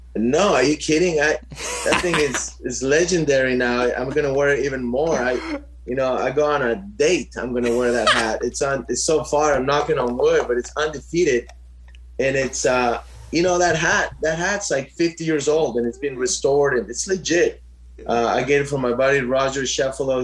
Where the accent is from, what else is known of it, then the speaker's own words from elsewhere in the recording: Orange County, California, United States; we grew up in Orange County.